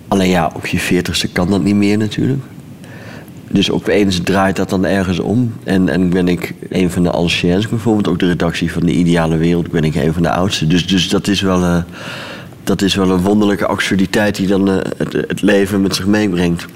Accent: Leeuwarden, Friesland, Netherlands; Leeuwarden, dat is de, de grote stad van Friesland. Daar ben ik opgegroeid.

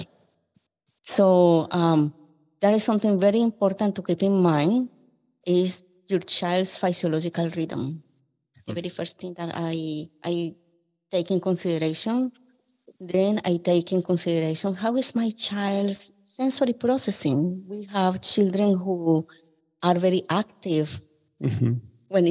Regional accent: Colombia; now in Memphis, United States; I am from Colombia.

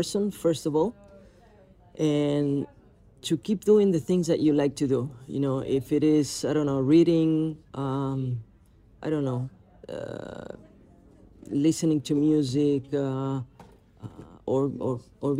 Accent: Argentina; when I started to become more popular in my home country in Argentina

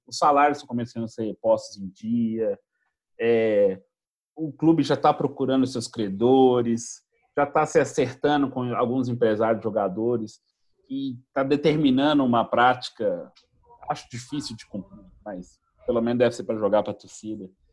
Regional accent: Minas Gerais, Brazil; accent: mineiro

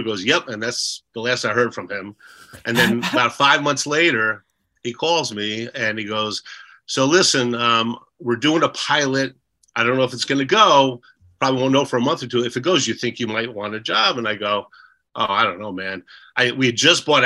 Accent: Edison, New Jersey, United States; moved away as an adult; also born or lived in New Brunswick, New Jersey / Los Angeles; I'm from Jersey, and we had just moved to Edison, New Jersey, from New Brunswick

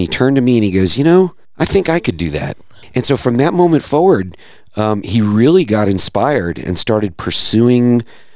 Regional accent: North Carolina, United States; moved away as an adult; also born or lived in New York / Los Angeles; now in Fort Worth, United States; We're not from here. We grew up in North Carolina.

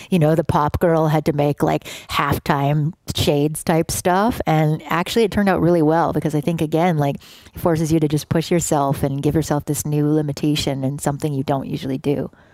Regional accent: Canada; moved away; also born or lived in Oakland, California; me being Canadian, and I think we both just grew up in countries that don't view themselves as the center of the world

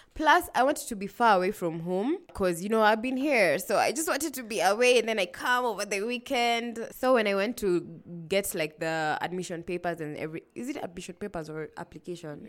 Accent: Nairobi, Kenya; also born or lived in Kilifi County; I grew up in Nairobi

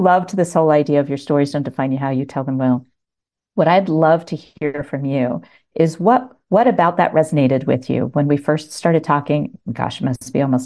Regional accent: Washington, District of Columbia, United States; moved away as an adult; now in Montana, United States; I was born in Washington, D.C.

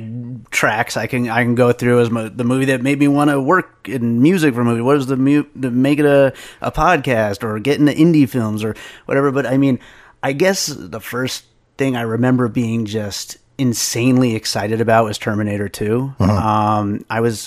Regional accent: the Poconos, Pennsylvania, United States; also born or lived in New York; now in Las Vegas, United States; I grew up in Pennsylvania in the Poconos, and I was born in New York

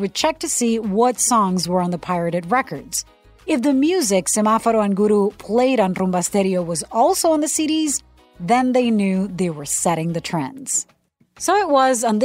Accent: Puerto Rico; I'm a CBS News correspondent born and raised in Puerto Rico

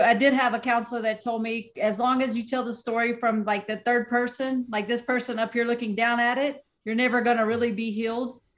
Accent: Southern West Virginia, United States; I'm from Southern West Virginia. Boxing isn't big in my area

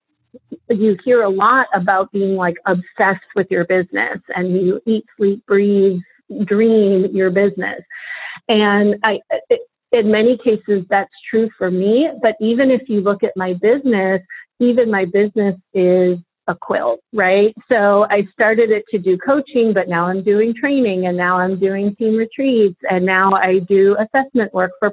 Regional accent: Boston, Massachusetts, United States; moved away as an adult; now in Baltimore, United States; I'm from Boston.

